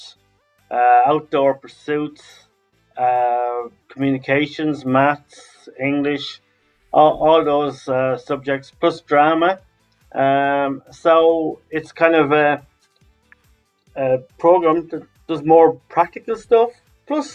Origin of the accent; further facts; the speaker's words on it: Laois, Ireland; now in Dublin, Ireland; originally from County Leash here in Ireland, but I live in Dublin